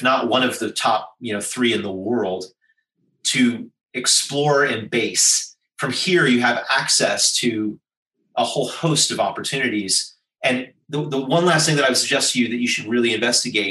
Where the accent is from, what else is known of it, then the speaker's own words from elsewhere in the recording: United States; accent: American; now in Singapore; Despite my Caucasian visage and my outrageous American accent, I am a Singaporean citizen